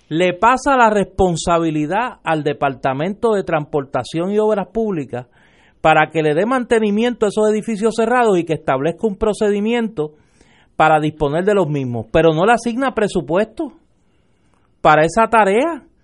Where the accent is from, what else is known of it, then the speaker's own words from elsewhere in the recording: Caguas, Puerto Rico; allá en mi pueblo en Cagua.